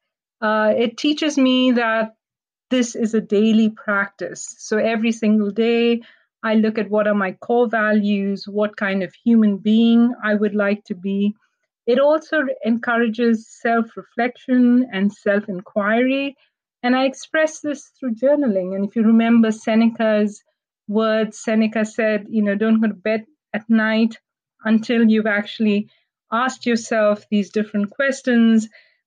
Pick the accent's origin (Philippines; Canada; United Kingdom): Canada; And I tell myself as a Canadian Indian and a woman.